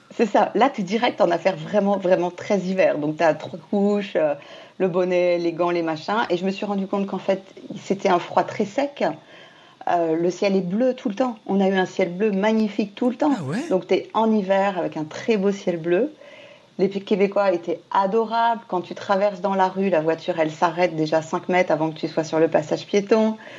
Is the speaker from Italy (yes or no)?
no; Martinique; moved away; j'ai grandi à la Martinique